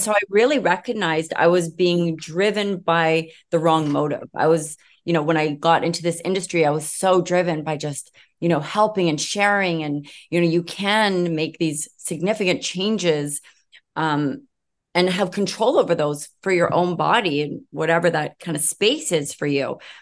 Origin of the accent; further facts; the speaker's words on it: Vancouver, British Columbia, Canada; I am from Vancouver, British Columbia